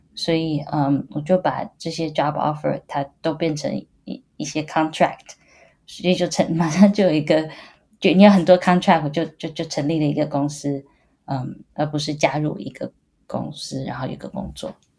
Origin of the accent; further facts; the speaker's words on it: Taiwan; moved away as an adult; now in Boston, United States; 我是在台湾长大，然后，呃，清华大学材料系毕业的